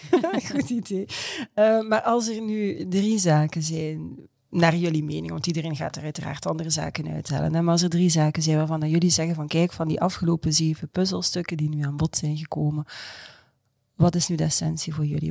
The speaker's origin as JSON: {"language": "Dutch", "country": "Belgium", "said": "als Belg"}